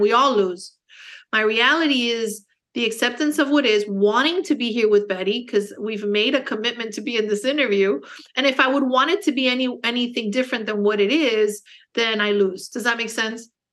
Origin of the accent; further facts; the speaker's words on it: Miami, Florida, United States; also born or lived in Los Angeles; now in Naples, United States; I was born in Miami, um, Cuban American, so I speak Spanish. Um, but I speak more English just because I was born in the States